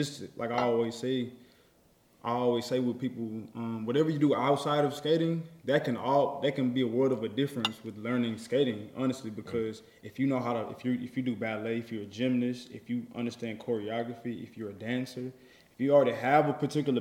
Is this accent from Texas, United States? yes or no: yes; Houston, Texas, United States; I'm from the south side of Houston, Texas. Sunnyside, to be exact.